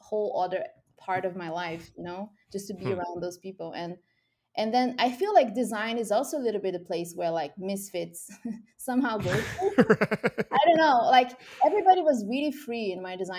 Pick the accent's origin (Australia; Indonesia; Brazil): Brazil; moved away; I'm from Brazil originally